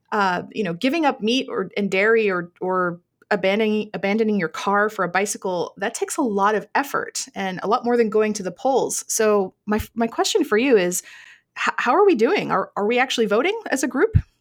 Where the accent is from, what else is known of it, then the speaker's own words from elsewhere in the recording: Vermont, United States; my home state of Vermont